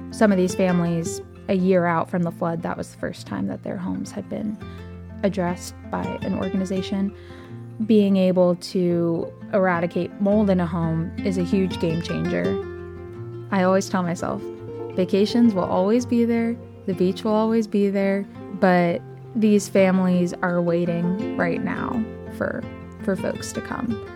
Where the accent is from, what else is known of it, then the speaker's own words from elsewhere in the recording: Rockville, Bethesda area, Maryland, United States; I grew up in the Presbyterian community at St. Mark Presbyterian Church in the Rockville, Bethesda area